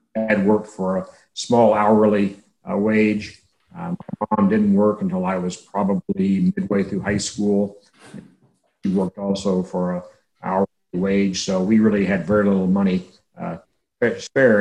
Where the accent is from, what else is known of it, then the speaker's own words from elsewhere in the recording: Navasota, Texas, United States; also born or lived in Hearne, Texas; I grew up about 25 miles south of where I'm sitting right now, a small town named Navasota